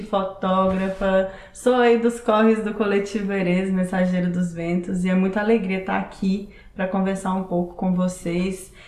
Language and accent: Portuguese; Belo Horizonte, Minas Gerais, Brazil; sou daqui de Belo Horizonte